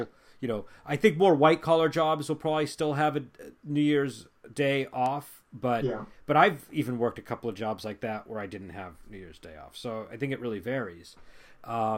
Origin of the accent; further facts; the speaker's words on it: United States; as an American